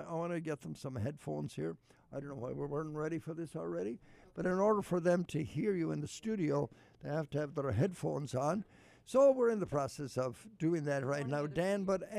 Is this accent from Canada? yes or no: no; Ireland; now in United States; I grew up around Ballinan.